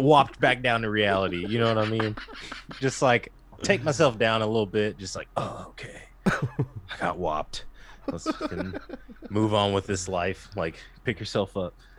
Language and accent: English; Texas, United States; growing up in Texas, you know, I was, like, raised on barbecue and Whataburger